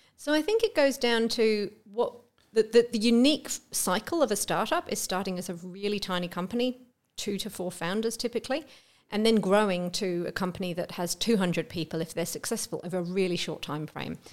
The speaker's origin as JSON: {"language": "English", "region": "England", "country": "United Kingdom", "also_born_or_lived": "Melbourne, Australia", "moved": "as an adult", "lives_now": "Australia", "said": "I am English"}